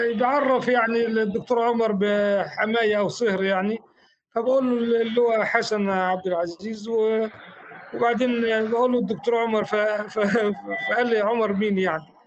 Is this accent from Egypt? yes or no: yes; Faiyum Governorate, Egypt; now in Alexandria, Egypt; انا من الفيوم